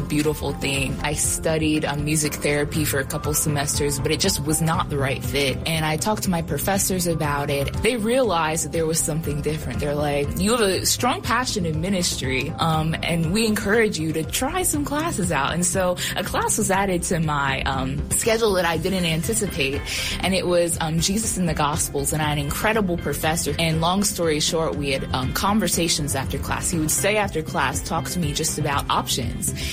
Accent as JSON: {"language": "English", "region": "Pennsylvania", "country": "United States", "moved": "yes", "said": "I'm originally from Pennsylvania"}